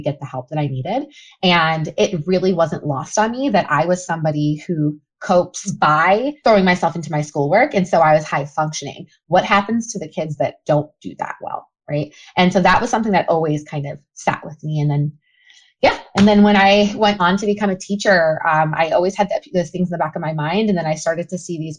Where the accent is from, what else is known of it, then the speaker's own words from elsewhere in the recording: Memphis, Tennessee, United States; also born or lived in Cleveland, Ohio; I grew up, and I always say, split between Cleveland and Memphis, Tennessee. So Cleveland, Ohio, and Memphis, Tennessee. And I lived in Cleveland until I was about 10. And then my mom uprooted me and my sister, and we moved down to Memphis. So I spent middle school and high school there.